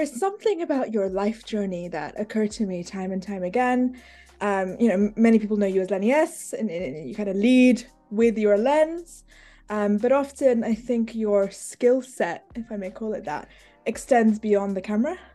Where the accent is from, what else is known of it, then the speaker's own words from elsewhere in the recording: London, United Kingdom; I'm from London